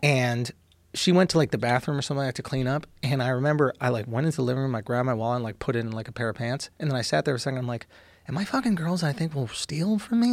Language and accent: English; New York, United States; I grew up in New York